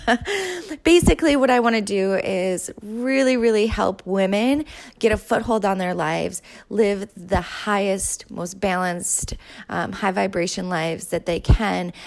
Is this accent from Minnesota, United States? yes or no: yes; Winona, Minnesota, United States; moved away as an adult; also born or lived in Saint Cloud, Minnesota; I'm from Minnesota. I grew up here. I grew up in southern Minnesota, a little place called Winona.